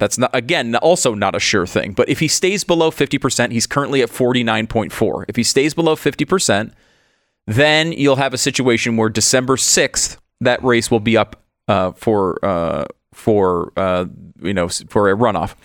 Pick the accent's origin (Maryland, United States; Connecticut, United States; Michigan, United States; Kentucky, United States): Connecticut, United States; moved away; Constitution State, I grew up in Connecticut.